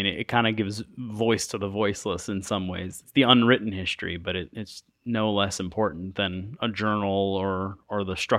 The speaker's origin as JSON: {"language": "English", "region": "New York", "country": "United States", "tie": "born or raised there", "said": "I mean, I grew up in Western New York, and there we still had Native American reservations, and you know, some family members are Native Americans."}